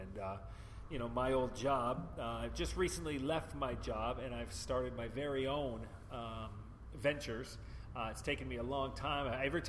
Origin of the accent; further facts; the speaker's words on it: Vancouver, British Columbia, Canada; moved away; also born or lived in Hong Kong; Vancouver, Canada. I can tell people, if I was to go back to Canada, it would be Vancouver. That's my hometown. I keep my driver's license from Vancouver.